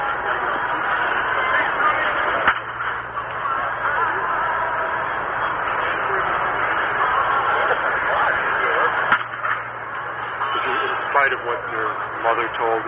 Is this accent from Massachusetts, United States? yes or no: yes; Massachusetts, United States; I grew up in Massachusetts